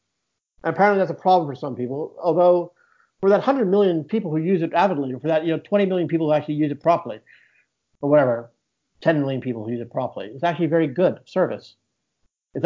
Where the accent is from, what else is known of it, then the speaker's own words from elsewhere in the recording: Edinburgh, Scotland, United Kingdom; accent: American; moved away as an adult; also born or lived in Houston, Texas / London; I grew up in Edinburgh mostly.